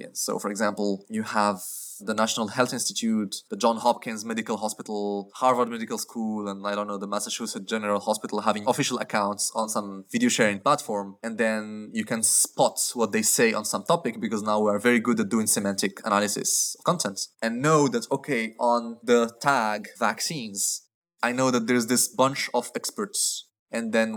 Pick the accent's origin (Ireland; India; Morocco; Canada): Morocco; moved away; I come from Morocco